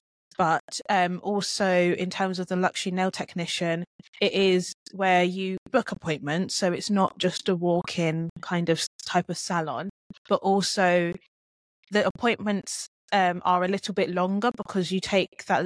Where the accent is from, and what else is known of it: Luton, East of England, United Kingdom; born or raised there; accent: British; also born or lived in Jamaica